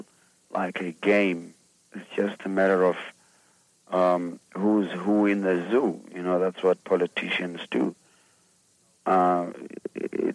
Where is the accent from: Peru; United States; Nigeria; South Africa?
South Africa; Ermelo, Mpumalanga; I'm from South Africa. I was born in a small town southeast of Johannesburg, a town called Ermelo. That's where I was born, and I still live in South